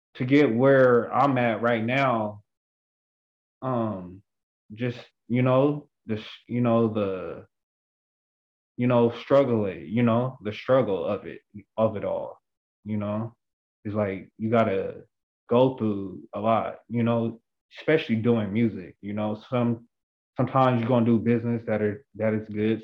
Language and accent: English; Seattle, Washington, United States; I'm from Seattle, Washington